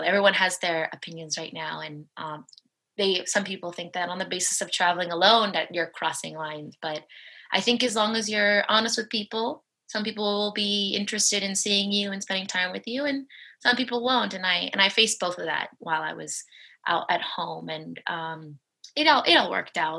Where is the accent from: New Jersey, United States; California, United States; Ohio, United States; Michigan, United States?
California, United States; Los Angeles; moved away as an adult; now in Spain; I'm from Los Angeles. My family lives in Los Angeles